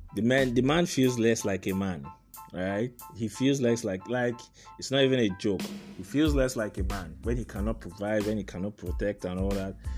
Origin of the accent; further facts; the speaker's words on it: Aba, Abia, Nigeria; also born or lived in Port Harcourt; I grew up in Aba. Aba is a small town in uh, Abia States. I, grew, I, I spent some years there, I spent some years in Port Harcourt